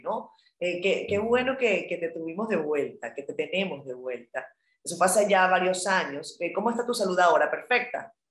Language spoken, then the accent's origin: Spanish; Venezuela; yo como venezolana